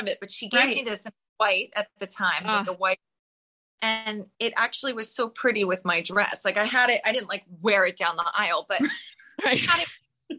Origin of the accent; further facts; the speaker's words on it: New York, United States; I was a kid, but I grew up in New York in the 70s